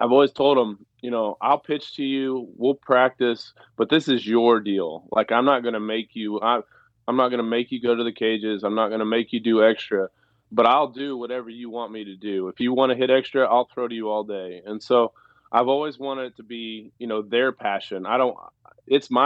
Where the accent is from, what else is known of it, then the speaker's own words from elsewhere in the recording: Stillwater, Oklahoma, United States; moved away as an adult; also born or lived in Jupiter, Florida; I grew up in Stillwater